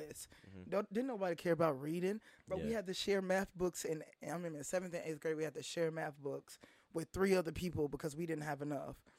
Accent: Fort Worth, Texas, United States; moved away as an adult; I was raised in Fort Worth, Texas

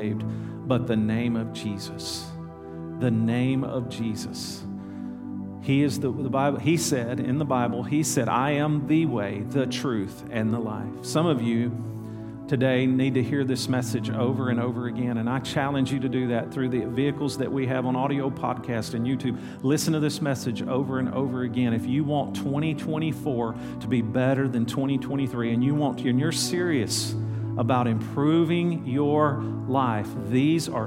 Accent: El Dorado, Arkansas, United States; born or raised there

